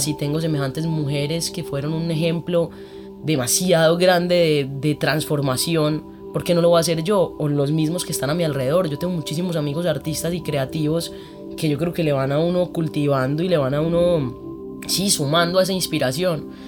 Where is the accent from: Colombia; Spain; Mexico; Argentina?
Colombia; Medellín, Antioquia; yo crecí en un colegio en Medellín, que es el Montessori